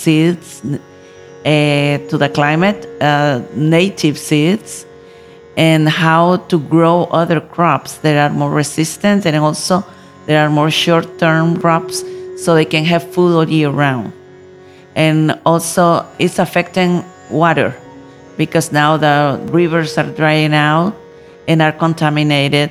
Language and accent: English; Nicaragua; I come from Nicaragua, country in Central America